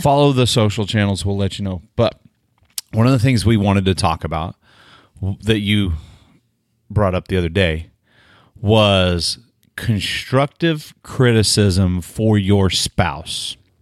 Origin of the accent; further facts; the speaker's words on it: Delaware, Oklahoma, United States; I'm from Delaware, Oklahoma